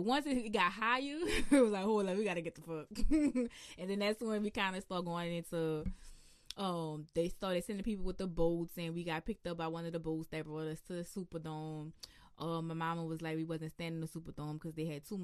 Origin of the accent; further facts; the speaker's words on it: New Orleans, Louisiana, United States; accent: New Orleans; the New Orleans accent is just the elongated version of an Irish accent